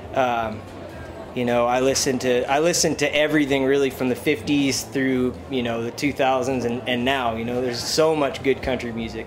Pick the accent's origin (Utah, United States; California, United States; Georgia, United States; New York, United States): California, United States; now in Texas, United States; I'm an American country music singer uh, from California and I live currently in Texas